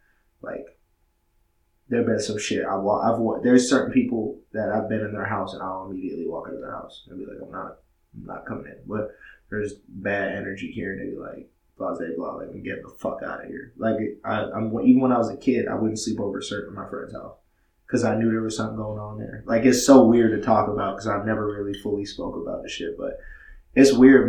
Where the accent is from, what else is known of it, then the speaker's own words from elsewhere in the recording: Massachusetts, United States; The house I grew up in Massachusetts, so that shit was fucking, that shit was bananas.